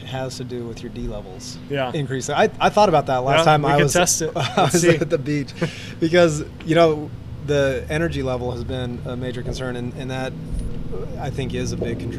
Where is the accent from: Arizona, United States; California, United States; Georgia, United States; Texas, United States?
Arizona, United States; I grew up in Arizona